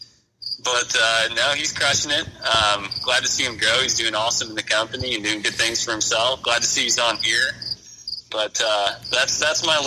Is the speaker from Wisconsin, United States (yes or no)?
yes; Wisconsin, United States; moved away; I'm originally from Wisconsin.